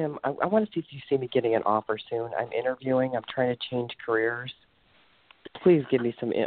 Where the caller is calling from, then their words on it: Ohio, United States; I'm calling from Ohio.